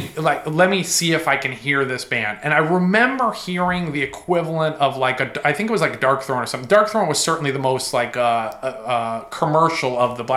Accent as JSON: {"language": "English", "region": "Connecticut", "country": "United States", "tie": "born or raised there", "said": "I grew up in Connecticut, dude."}